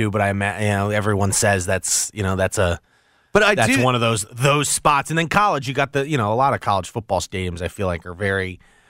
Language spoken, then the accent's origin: English; Maryland, United States; I was a Duke fan growing up in Maryland territory.